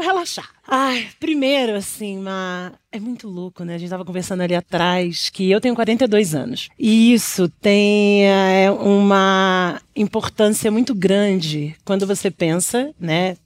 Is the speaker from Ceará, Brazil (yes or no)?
no; São Paulo, Brazil; eu venho do Brasilândia